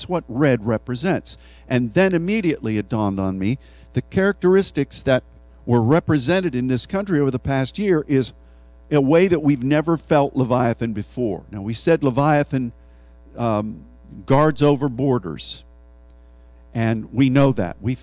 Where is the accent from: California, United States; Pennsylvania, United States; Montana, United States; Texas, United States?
Pennsylvania, United States; Philadelphia, one of the cities in my home state